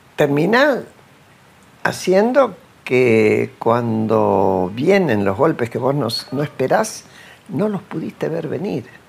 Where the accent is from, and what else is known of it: Argentina